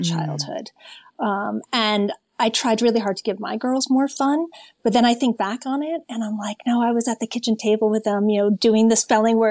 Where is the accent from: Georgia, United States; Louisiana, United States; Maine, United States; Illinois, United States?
Maine, United States; I'm from New England. I'm from Maine.